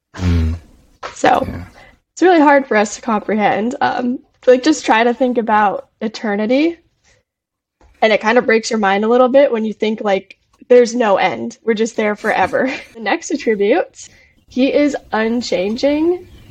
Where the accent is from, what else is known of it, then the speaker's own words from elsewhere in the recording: Arizona, United States; I am from Arizona